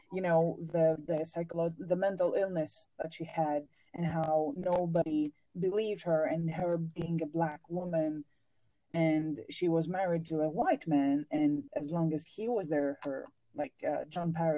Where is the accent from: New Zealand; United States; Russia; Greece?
Greece; English is a second language; I am a Mediterranean, I'm from Greece